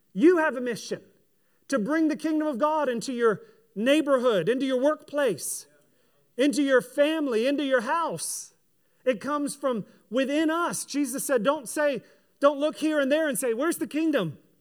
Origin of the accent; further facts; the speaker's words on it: United States; I'm a kingdom person who is an American as well